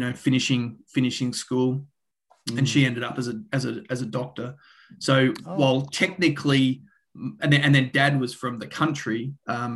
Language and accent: English; Australia; also born or lived in Canada / Boulder, Colorado; I'm Australian, as you might be able to tell from the accent. Grew up in the country. In Australia